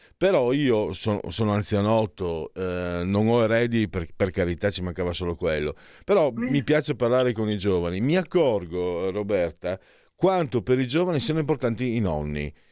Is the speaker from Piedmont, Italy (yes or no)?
no; Friuli-Venezia Giulia, Italy; io da bambino, in Friuli, io vengo dal Friuli